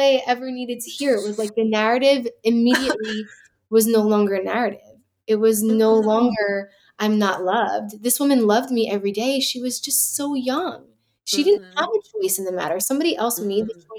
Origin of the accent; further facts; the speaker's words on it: New York City, New York, United States; born there; I was born in Lenox Hill Hospital